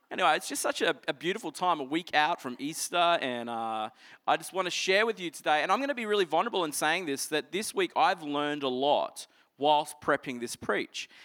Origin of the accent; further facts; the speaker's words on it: Toowoomba, Queensland, Australia; I grew up in Toowoomba